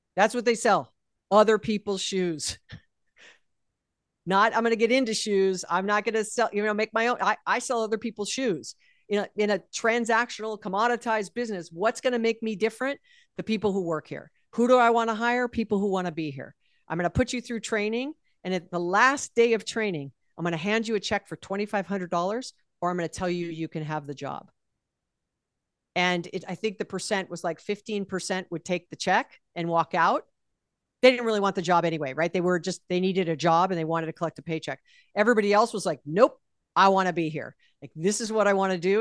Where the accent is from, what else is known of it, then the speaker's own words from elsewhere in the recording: Hawaii, United States; I was born and raised in Hawaii